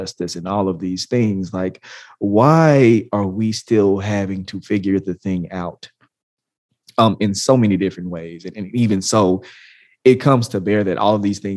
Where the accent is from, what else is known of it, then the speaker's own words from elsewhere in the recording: the South, United States; I am from the South